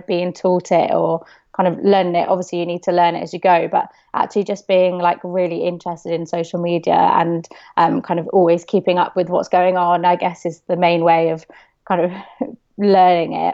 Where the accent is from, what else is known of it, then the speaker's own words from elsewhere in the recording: Bristol, South West England, United Kingdom; So I'm from Bristol